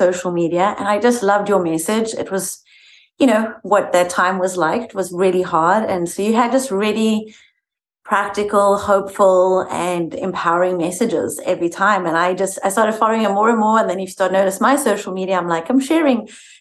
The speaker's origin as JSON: {"language": "English", "country": "South Africa", "moved": "as an adult", "lives_now": "United States", "said": "I am originally from South Africa. I moved here about 18 years ago with a 15-month-old"}